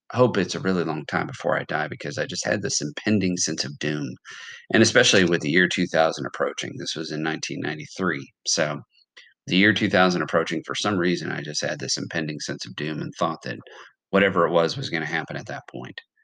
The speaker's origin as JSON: {"language": "English", "country": "United States", "tie": "born or raised there", "said": "I am from America"}